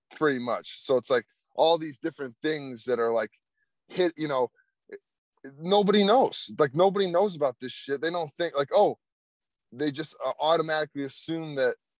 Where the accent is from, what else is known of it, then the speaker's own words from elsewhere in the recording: United States; us as American citizens